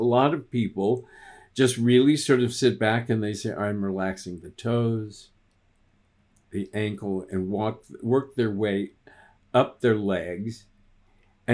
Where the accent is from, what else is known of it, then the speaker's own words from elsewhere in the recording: Texas, United States; I grew up in Texas. We only spoke one language